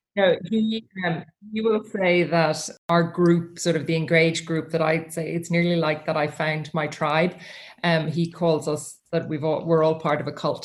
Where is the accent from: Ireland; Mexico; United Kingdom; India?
Ireland; the thing about Irish people and um, famous people in Ireland is that we don't tend to treat them any different